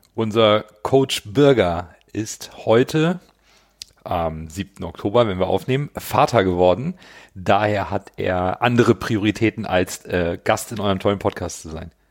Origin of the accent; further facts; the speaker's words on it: Hamburg, Germany; bin Hamburger, 42 Jahre alt